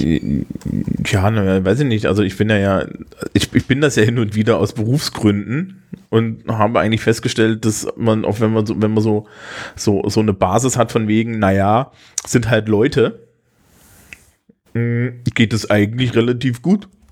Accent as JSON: {"language": "German", "region": "Thuringia", "country": "Germany", "said": "insbesondere für mich als Thüringer"}